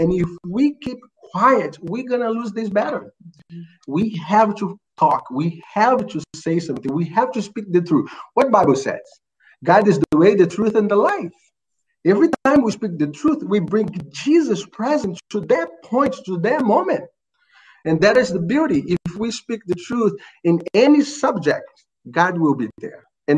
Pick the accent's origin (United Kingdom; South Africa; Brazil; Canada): Brazil; Rio de Janeiro; English is a second language; now in United States; I'm from Brazil, Rio de Janeiro